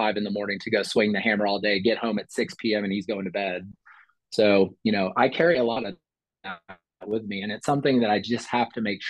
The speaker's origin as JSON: {"language": "English", "town": "Columbia", "region": "Missouri", "country": "United States", "tie": "born or raised there", "said": "I grew up in Columbia, Missouri."}